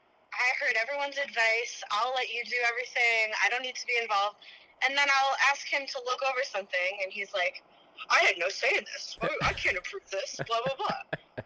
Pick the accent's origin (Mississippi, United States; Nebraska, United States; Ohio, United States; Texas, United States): Ohio, United States; Cleveland; moved away; Yes, I grew up in Cleveland.